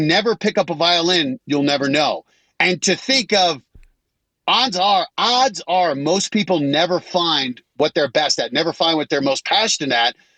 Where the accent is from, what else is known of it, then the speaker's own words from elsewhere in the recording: Colorado, United States; moved away as an adult; I grew up in Colorado